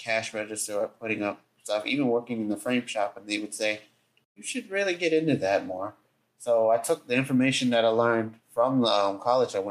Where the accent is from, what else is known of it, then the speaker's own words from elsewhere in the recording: Jonesboro, Georgia, United States; also born or lived in Atlanta, Georgia; I was born and raised in Jonesboro, which is, again, about 10 to 15 minutes from Atlanta. But I've been in Atlanta my whole life